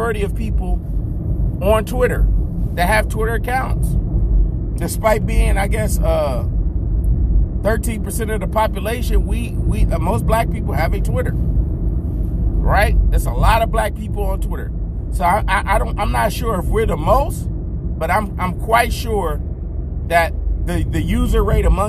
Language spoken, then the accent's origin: English; United States; I am an American.